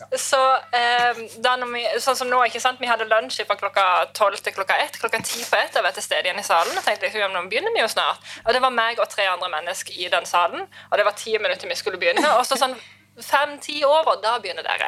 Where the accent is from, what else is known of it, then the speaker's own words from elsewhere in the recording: Lista, Agder, Norway; jeg er fra Lista